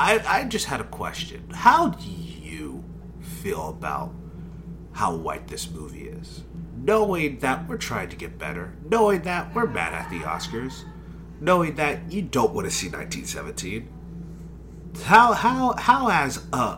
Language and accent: English; Texas, United States; you can tell I'm from Texas, right?